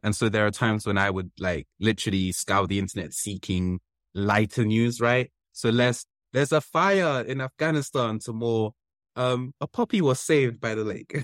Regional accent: London, United Kingdom; also born or lived in Wembley; my childhood place where I grew up in Kilburn

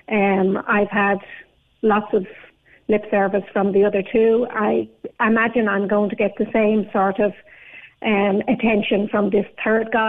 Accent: Ireland; born there; I was born in the Loud Hospital in 1972 um, on my birth cert, it says that I was born at the address of a doctor's surgery in Carrickmacross.

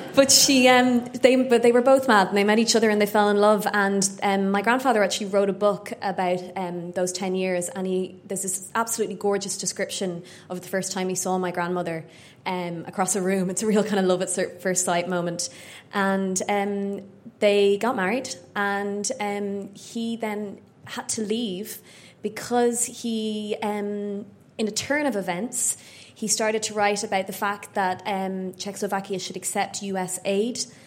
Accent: Ireland; growing up in Ireland in the late 80s and 90s

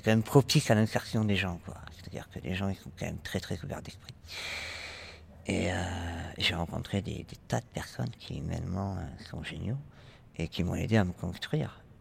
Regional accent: Toulouse, Occitania, France; moved away as an adult; now in Paris, France; je viens de Toulouse. Et je suis arrivé à Paris

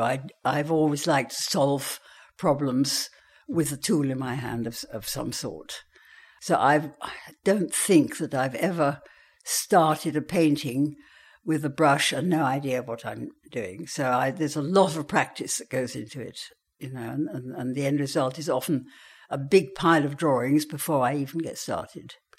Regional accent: Worcestershire, West Midlands, United Kingdom; also born or lived in Vienna, Austria; the landscape where I grew up in Worcestershire was so spectacular

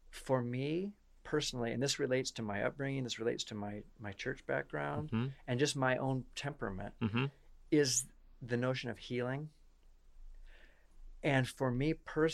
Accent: Iowa, United States; from Iowa. I'm from Iowa

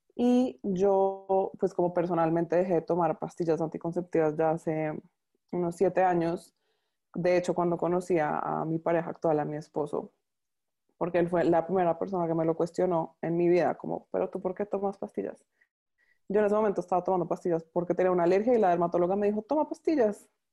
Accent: Colombia; moved away as an adult; now in Panama; Soy colombiana, pero vivo en Panamá hace ya seis años

